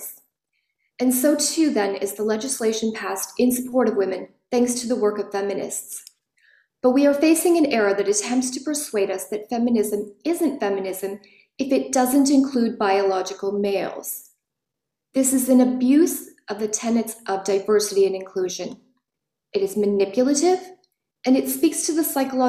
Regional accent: Canada; I am Canadian

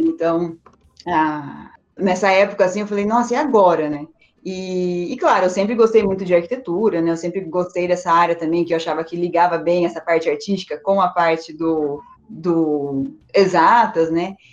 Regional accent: Campinas, São Paulo, Brazil; also born or lived in Spain; eu nasci aqui, eu sou aqui de Campinas mesmo, nasci aqui em Campinas

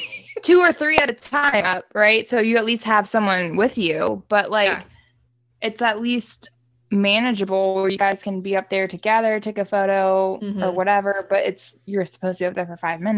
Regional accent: the South, United States; It's like, sorry, I'm from the South. I don't know how to do a Boston accent.

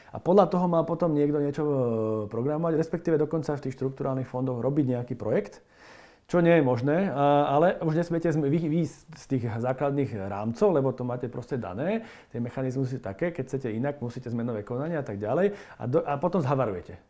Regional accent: Slovakia; sme Slováci

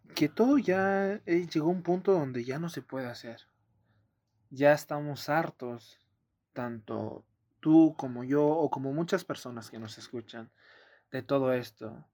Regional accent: Oaxaca, Mexico; now in Mexico City, Mexico; Yo que vengo de Oaxaca y de la zona donde soy

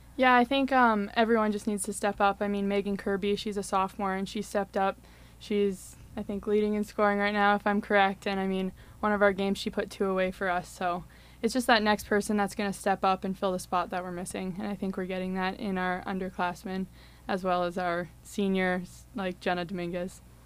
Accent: Winnipeg, Manitoba, Canada; moved away as an adult; now in Saint Cloud, United States; I'm from Winnipeg, Manitoba

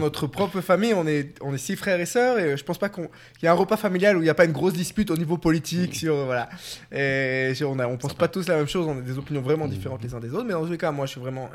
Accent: Paris, Île-de-France, France; moved away as an adult; also born or lived in Tunisia (parents' origin); now in Jerusalem, Israel; je suis né en France, à Paris, et dans la communauté en France

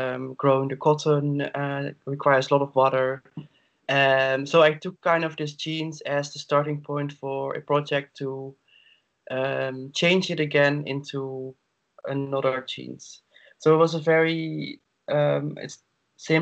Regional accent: Netherlands; now in Berlin, Germany; I am from the Netherlands

